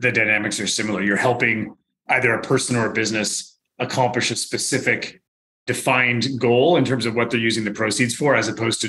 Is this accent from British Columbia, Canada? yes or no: yes; Victoria, British Columbia, Canada; also born or lived in United States / United Kingdom; No, I'm from Victoria originally.